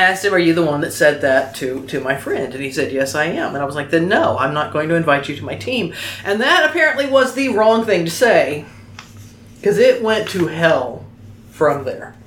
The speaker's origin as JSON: {"language": "English", "region": "Oklahoma", "country": "United States", "tie": "born or raised there", "accent": "southern", "said": "Well, I grew up in Oklahoma."}